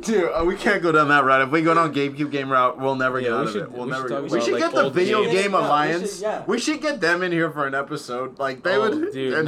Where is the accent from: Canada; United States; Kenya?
Canada; I'm Canadian